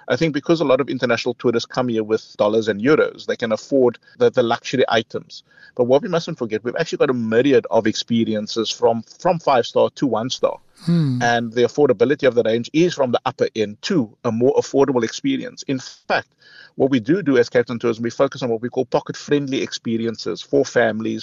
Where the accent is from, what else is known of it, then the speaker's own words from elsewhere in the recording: Cape Town, Western Cape, South Africa; I come from Mitchell's Plain.